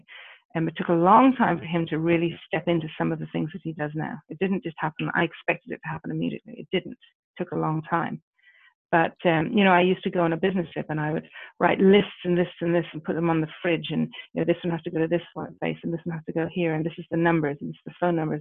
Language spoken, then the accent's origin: English; Ireland; moved away; I come from Ireland originally